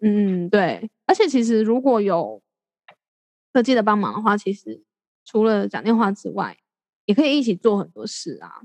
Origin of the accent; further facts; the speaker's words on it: Taiwan; 即使我留在台湾，我也，也轮，我是台湾人